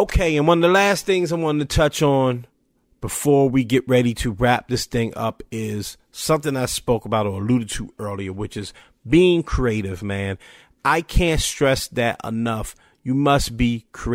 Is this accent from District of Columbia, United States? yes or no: yes; Washington, District of Columbia, United States; I'm from Washington, DC